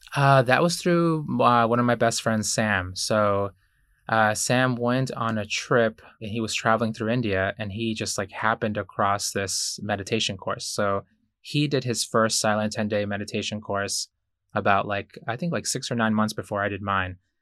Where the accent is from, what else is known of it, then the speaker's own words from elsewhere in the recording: Ecuador; moved away; I was born in Ecuador